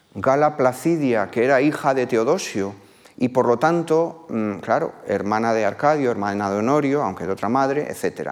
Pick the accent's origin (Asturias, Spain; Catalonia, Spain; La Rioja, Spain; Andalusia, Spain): La Rioja, Spain; mi tierra, en la zona de lo que hoy es La Rioja